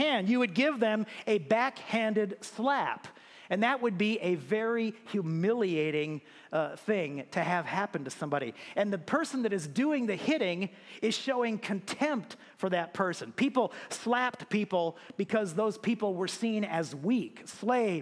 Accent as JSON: {"language": "English", "country": "United States", "said": "As an American"}